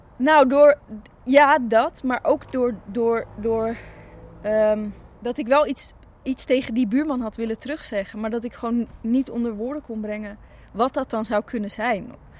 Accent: Zaandam, North Holland, Netherlands; born or raised there; also born or lived in Chile

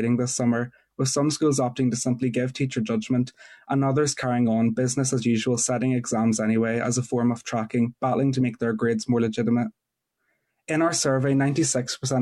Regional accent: Newry, Northern Ireland, United Kingdom; I'm 17 from Newry

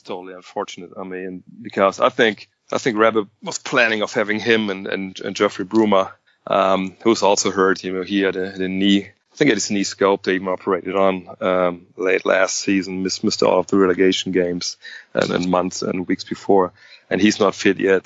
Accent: Wolfsburg, Lower Saxony, Germany; moved away as an adult; also born or lived in Cologne / Frankfurt; now in Wolfsburg, Germany; born and bred.

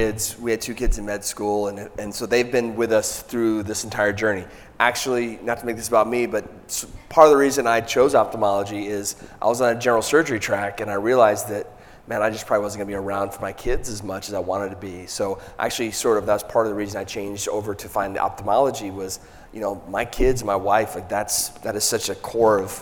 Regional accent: Michigan, United States; now in Southern United States; I'm kind of from Michigan, but transplanted to the South

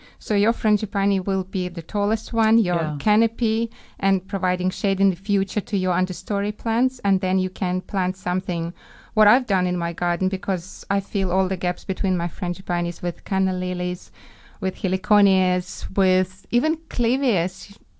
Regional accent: Ukraine; English is a second language; From Ukraine.

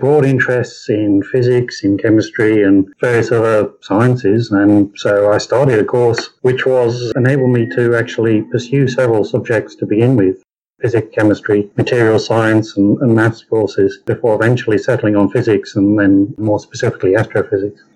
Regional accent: Coventry, West Midlands, United Kingdom; moved away as an adult; also born or lived in Cambridge; now in Australia; grew up in Coventry, right in the middle of England

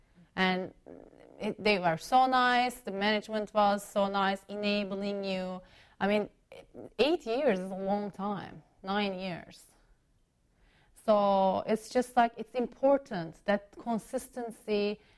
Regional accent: Chicago, Illinois, United States; now in Washington, United States; Yeah, in Chicago, yeah. For family you know, reasons, we moved from Chicago to, in 2005, to the D.C.

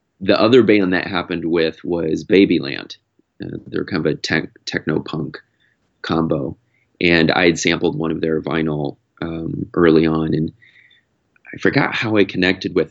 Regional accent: Iowa, United States; moved away as an adult; also born or lived in San Francisco; I grew up in Iowa

